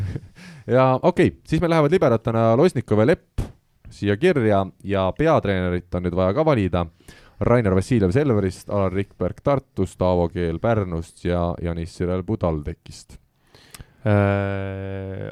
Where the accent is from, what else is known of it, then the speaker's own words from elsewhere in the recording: Estonia; me oleme eestlased